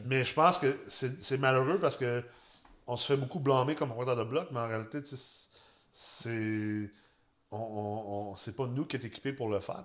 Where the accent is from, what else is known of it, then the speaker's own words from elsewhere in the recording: Quebec City, Quebec, Canada; je viens de Québec